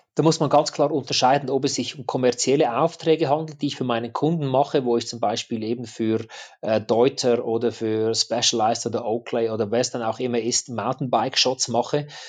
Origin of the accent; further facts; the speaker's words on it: apprenticeship in the canton of Zug, Switzerland; ich als Schweizer